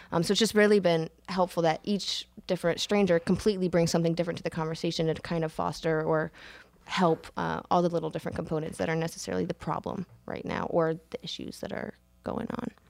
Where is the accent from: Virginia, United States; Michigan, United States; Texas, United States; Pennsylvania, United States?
Virginia, United States; Williamsburg; also born or lived in upstate New York; I grew up in Williamsburg, Virginia